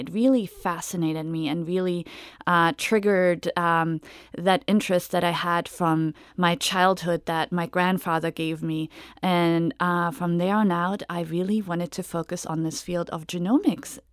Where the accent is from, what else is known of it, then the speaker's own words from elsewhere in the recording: Germany; now in United States; I'm originally from Germany. So, uh, when I came to the U S in two thousand and one